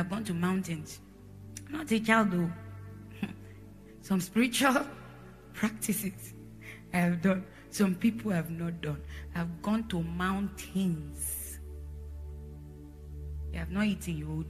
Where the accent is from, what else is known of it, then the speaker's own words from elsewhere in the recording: Jos, Plateau, Nigeria; born there; we went from different states in Nigeria. So we were exposed to different places. I was born in Jos, so you understand, we moved.